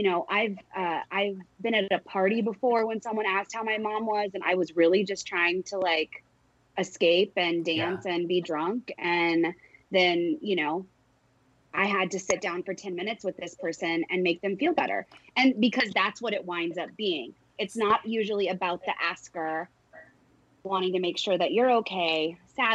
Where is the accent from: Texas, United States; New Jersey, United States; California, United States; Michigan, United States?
Texas, United States; I'm from Texas